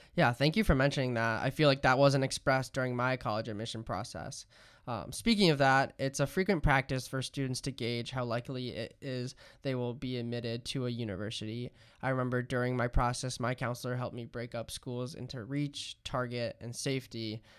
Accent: Alexandria, Virginia, United States; I'm from Alexandria, Virginia

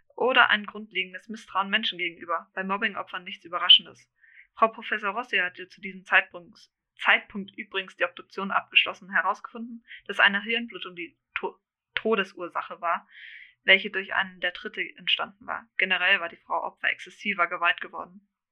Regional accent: Germany; ich eigentlich gebürtig Deutsch bin

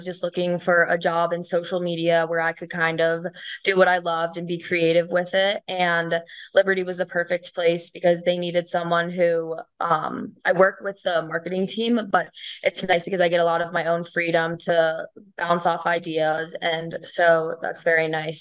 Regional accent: Cincinnati, Ohio, United States; moved away as an adult; now in Colorado, United States; I actually grew up in the Midwest. I'm from Cincinnati, Ohio

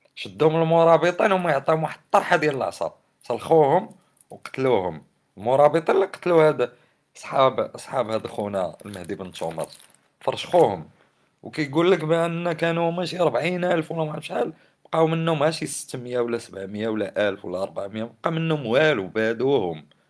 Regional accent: Morocco

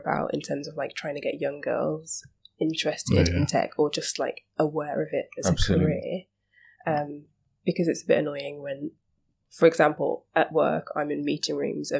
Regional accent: England, United Kingdom; So I moved to Slough, which I'm from the Midlands.

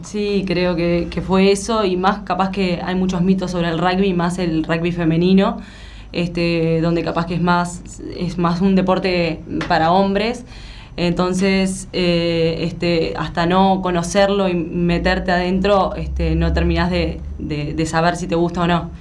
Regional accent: Uruguay; moved away as an adult; now in Buenos Aires, Argentina

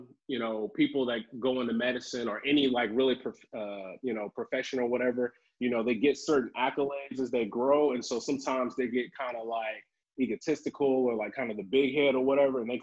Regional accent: Tryon, Alabama, United States; moved away as an adult; also born or lived in Huntsville, Alabama; now in Ohio, United States; I'm originally from Tryon, Alabama. It's like a small little black community outside of Huntsville. And so I think we moved there when I was 4

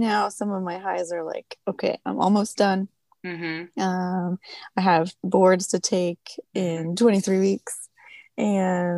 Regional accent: Tucson, Arizona, United States; moved away as an adult; now in Virginia, United States; I'm originally from Tucson, Arizona, where I was born and raised

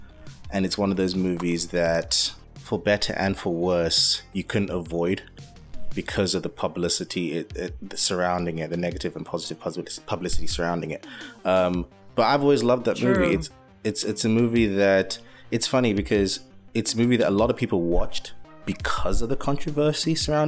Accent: United Kingdom; Yes, being a Brit and being a lover of film, I feel like I had no choice.

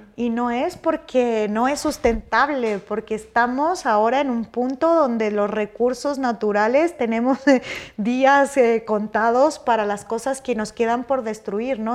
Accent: Michoacán, Mexico; moved away; soy michoacana, de un país así, tipo, eh, un país, un estado súper productor de, marihuana

